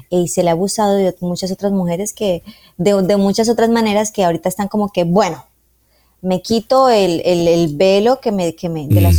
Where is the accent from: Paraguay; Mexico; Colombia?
Colombia; Yo soy una mujer colombiana